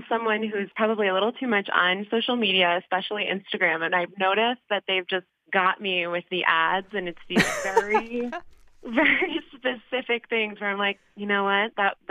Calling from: Brookline, Massachusetts, United States; I'm calling from Brookline.

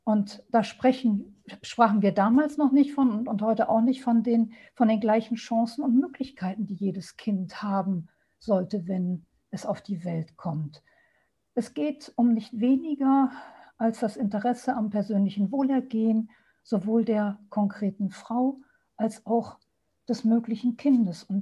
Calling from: Düsseldorf, North Rhine-Westphalia, Germany; Hallo, schönen guten Abend. Ich bin aus Düsseldorf dazu geschaltet

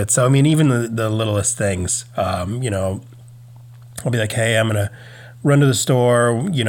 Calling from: Virginia, United States; I'm recording from Virginia.

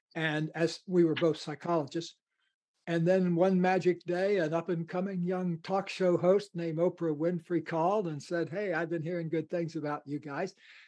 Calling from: Ojai, California, United States; I live in Southern California in a beautiful kind of a desert mountain valley about 11 miles from the ocean called Ojai, O-J-A-I.

